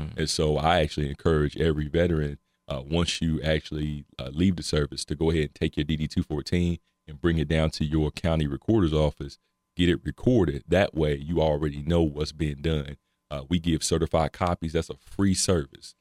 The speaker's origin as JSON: {"language": "English", "region": "North Carolina", "country": "United States", "also_born_or_lived": "Cincinnati / Dayton", "moved": "as an adult", "lives_now": "Ohio, United States", "said": "I'm originally from North Carolina. Uh, I've been up here almost 10 years, came up here for school"}